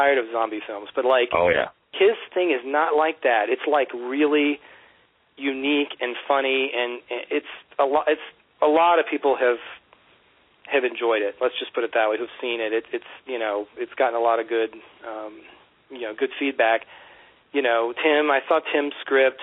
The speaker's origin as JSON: {"language": "English", "town": "Virginia Beach", "region": "Virginia", "country": "United States", "tie": "born or raised there", "moved": "yes", "said": "when I was growing up in Virginia Beach, shooting things on Hi-8 with my friends"}